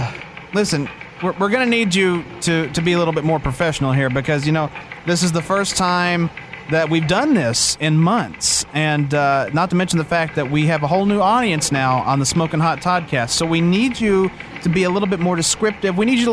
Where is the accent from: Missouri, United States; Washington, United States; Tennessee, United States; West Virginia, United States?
Tennessee, United States; Huntsville; there was a death that happened in a place just above my hometown of Huntsville called Brimstone.